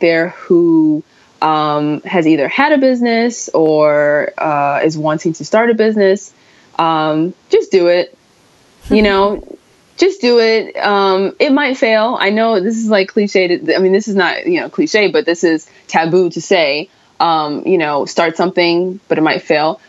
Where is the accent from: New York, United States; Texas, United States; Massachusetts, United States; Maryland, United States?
New York, United States; me being a New Yorker